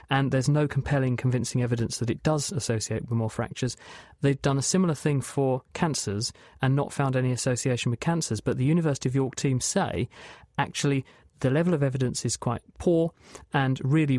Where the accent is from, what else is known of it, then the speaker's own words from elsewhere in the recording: East of England, United Kingdom; partly I was from Essex, so there are some benefits of being in Essex.